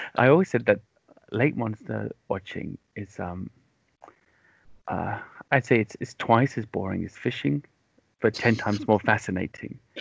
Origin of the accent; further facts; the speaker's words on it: Wales, United Kingdom; also born or lived in London, England; now in near London, United Kingdom; I grew up in Wales, and um, in the the west, it rains constantly